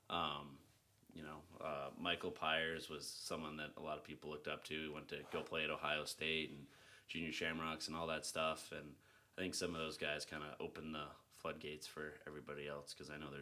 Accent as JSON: {"language": "English", "area": "Vancouver Island", "region": "British Columbia", "country": "Canada", "tie": "born or raised there", "also_born_or_lived": "Mars Hill University", "moved": "as an adult", "lives_now": "Houston, United States", "said": "I grew up on Vancouver Island"}